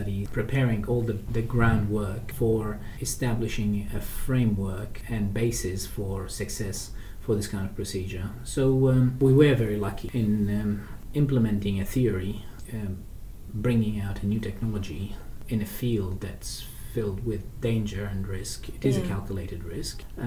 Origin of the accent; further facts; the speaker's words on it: Baghdad, Baghdad Governorate, Iraq; now in Australia; I was brought up in Iraq, in Baghdad.